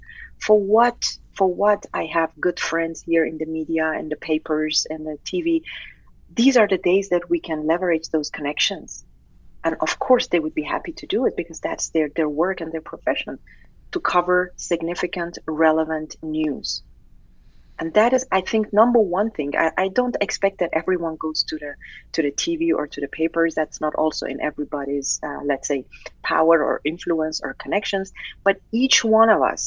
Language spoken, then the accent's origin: English; Tehran, Tehran Province, Iran; moved away; being an Iranian, born and raised in Tehran.